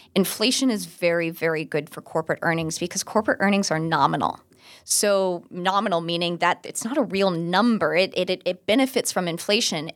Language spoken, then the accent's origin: English; Orlando, Florida, United States; I'm from Orlando, and there used to be a liquor store near my house